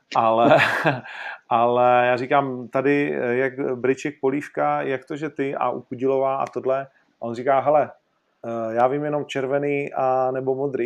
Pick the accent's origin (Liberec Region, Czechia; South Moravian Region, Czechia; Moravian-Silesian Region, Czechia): Moravian-Silesian Region, Czechia; Ostrava; já jsem z Ostravy